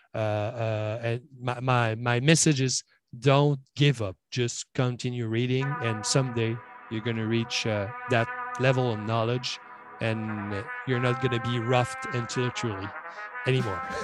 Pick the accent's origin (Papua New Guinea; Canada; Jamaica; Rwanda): Canada; Quebec; English is a second language; I'm from Quebec.